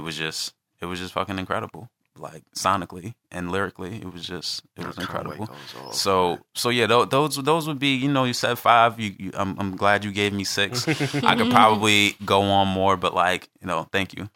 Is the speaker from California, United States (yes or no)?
no; New York, United States; I'm from West Harlem. I'm from the West Side.